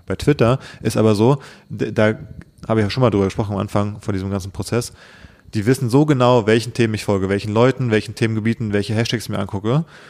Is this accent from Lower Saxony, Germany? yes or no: no; Berlin, Germany; ich gebürtiger Berliner bin